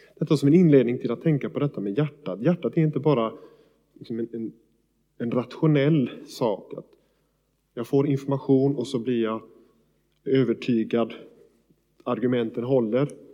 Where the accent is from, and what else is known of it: Sweden